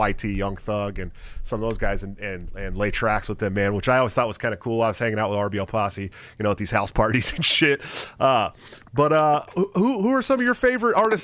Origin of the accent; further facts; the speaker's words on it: Oakland, California, United States; I'm from Oakland, right outside of Oakland, California. So I grew up on the West Coast rap